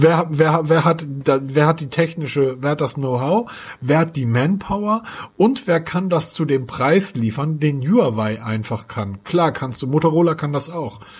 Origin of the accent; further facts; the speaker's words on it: Hamburg, Germany; ich als Hamburger